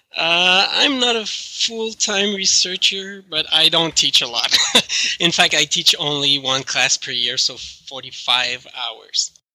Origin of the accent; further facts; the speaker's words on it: Canada; accent: French Canadian; English is a second language; my French Canadian accent.